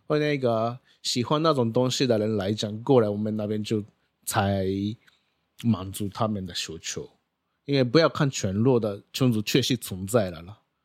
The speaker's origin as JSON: {"language": "Chinese", "country": "Japan", "second_language": "Chinese", "moved": "as an adult", "lives_now": "Taiwan", "said": "我是来自日本的"}